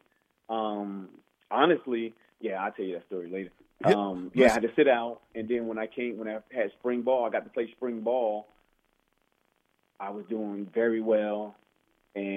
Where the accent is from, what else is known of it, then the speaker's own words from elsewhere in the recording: Roselle, New Jersey, United States; also born or lived in Newark, New Jersey; I moved to Roselle, New Jersey